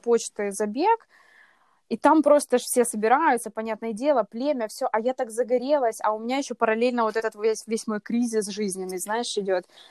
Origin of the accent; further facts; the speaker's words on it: Kyiv, Ukraine; я родилась в Киеве, живу в Киеве здесь уже вот свои прекрасные 28 лет